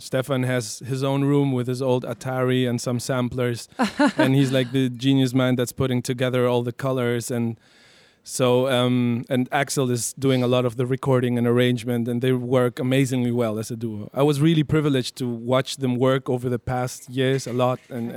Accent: La Paz, Bolivia; first language Spanish; English is a second language; now in Berlin, Germany; I was uh, born and raised in La Paz, in Bolivia.

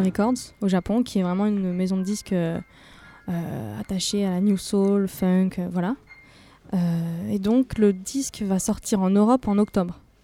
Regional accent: Cannes, Provence-Alpes-Côte d'Azur, France; moved away as an adult; now in Paris, France; je suis euh, originaire du sud de la France, exactement de Cannes

